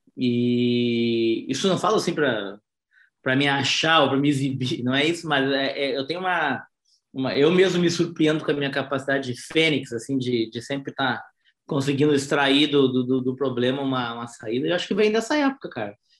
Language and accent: Portuguese; Porto Alegre, Rio Grande do Sul, Brazil; eu sou natural de Porto Alegre, Rio Grande do Sul